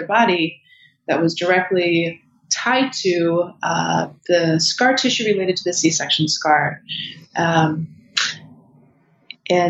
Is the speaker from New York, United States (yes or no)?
no; Michigan, United States; I'm originally from Michigan